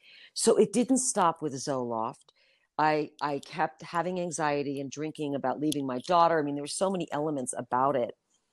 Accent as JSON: {"language": "English", "region": "New York", "country": "United States", "lives_now": "Utah, United States", "said": "I was already in Utah for a couple months. I came from New York."}